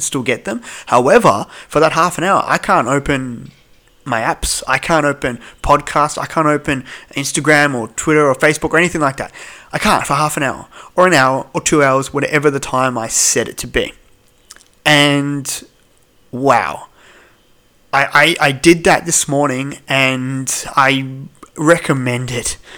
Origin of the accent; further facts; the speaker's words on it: Melbourne, Victoria, Australia; I'm from Melbourne